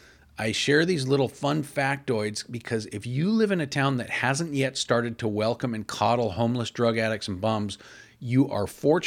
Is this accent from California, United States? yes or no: no; Portland, Oregon, United States; my hometown of Portland, Oregon.